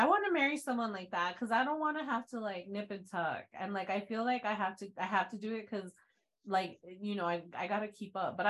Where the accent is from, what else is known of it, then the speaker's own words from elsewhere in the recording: Texas, United States; moved away as an adult; I'm from Texas